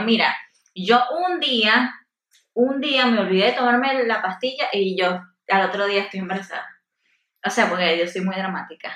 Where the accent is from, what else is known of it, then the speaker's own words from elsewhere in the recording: Venezuela; donde yo soy de Venezuela